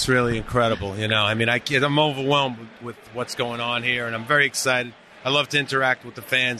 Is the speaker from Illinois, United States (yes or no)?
no; New York City, New York, United States; I'm from Brooklyn.